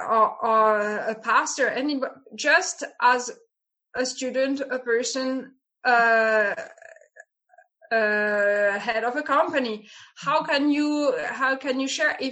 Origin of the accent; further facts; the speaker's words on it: France; English is a second language; moved away as an adult; now in Italy; I'm more from the south of France. So the south of France, Provence, I mean, I'm from the Alps, but it's already starting to be the south of France.